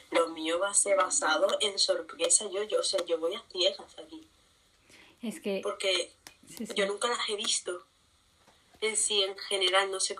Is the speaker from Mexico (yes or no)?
no; Spain